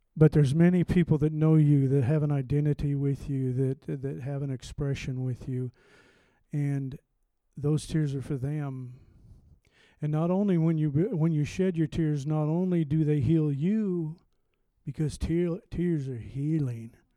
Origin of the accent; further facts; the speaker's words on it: Montana, United States; I'm from the West. Don't hold that for, against me. I'm from Montana.